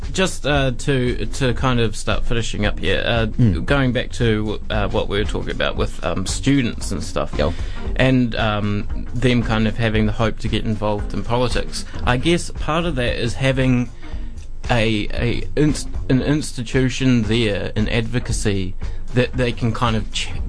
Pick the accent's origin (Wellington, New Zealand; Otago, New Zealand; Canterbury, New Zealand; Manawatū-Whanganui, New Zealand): Canterbury, New Zealand; Christchurch; No, no, I mean in it's New Zealand. my first language.